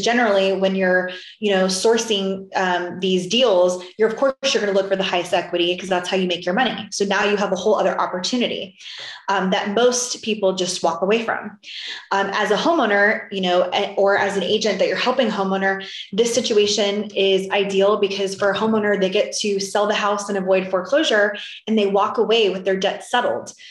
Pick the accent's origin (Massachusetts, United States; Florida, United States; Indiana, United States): Florida, United States; now in Texas, United States; I'm from originally from Florida and now I'm in Texas